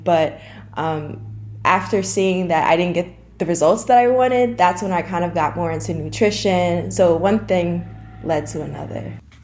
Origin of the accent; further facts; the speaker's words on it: Dutchess County, New York, United States; also born or lived in Syracuse, New York; I'm from Poughkeepsie, New York. Well, not from, but I'm from Dutchess County, New York. I live in Arlington, New York with my mother.